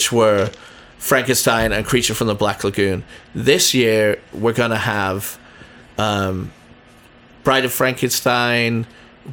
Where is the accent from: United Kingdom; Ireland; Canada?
United Kingdom; England; now in San Diego, United States; I grew up in England